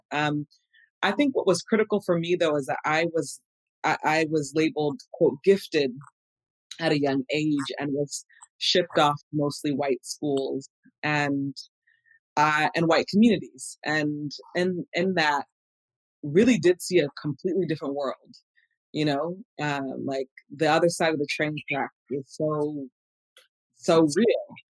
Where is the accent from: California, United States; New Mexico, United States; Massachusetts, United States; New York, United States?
California, United States; Los Angeles; I I grew up here in in Los Angeles